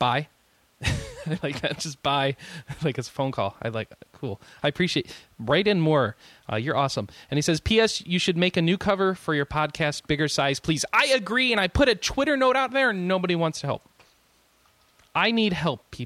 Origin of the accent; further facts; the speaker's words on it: United States; I'm an American